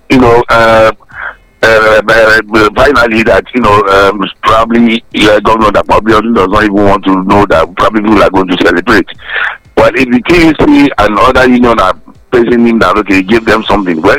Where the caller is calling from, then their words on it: Ilakari, Nigeria; I'm calling from Ilakari